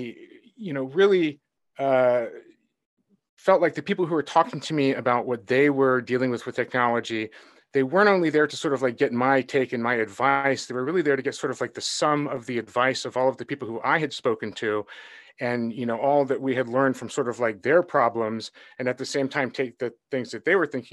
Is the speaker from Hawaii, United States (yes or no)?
yes; Honolulu, Hawaii, United States; moved away; also born or lived in Seattle / Silicon Valley; I grew up in Honolulu.